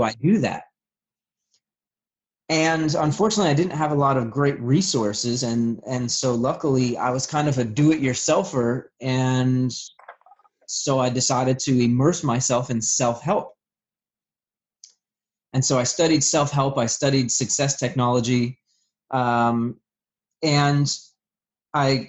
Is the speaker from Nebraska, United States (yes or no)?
no; Vermont, United States; I'm originally from Vermont. And so as the story goes, you know, I had a pretty rough childhood